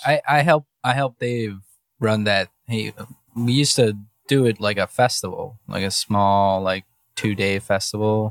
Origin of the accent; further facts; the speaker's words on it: Mexico; now in Cleveland, United States; I was born in Mexico